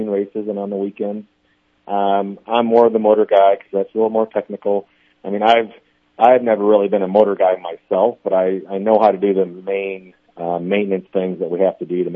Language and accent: English; Iowa, United States; moved away as an adult; now in Omaha, United States; I grew up around it, and I'm from Iowa